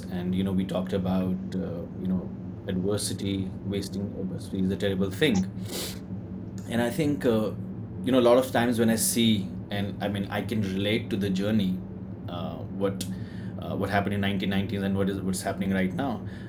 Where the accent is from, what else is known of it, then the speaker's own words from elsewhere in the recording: Jammu and Kashmir, India; I'm from Kashmir.